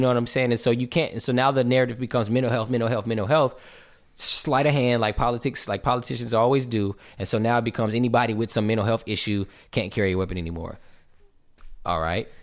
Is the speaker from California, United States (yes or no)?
yes; West Covina, California, United States; moved away as an adult; also born or lived in Ontario, California; now in Georgia, United States; growing up in West Covina, California and Ontario, California